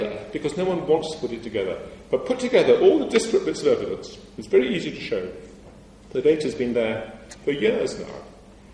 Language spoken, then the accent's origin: English; England, United Kingdom; I'm English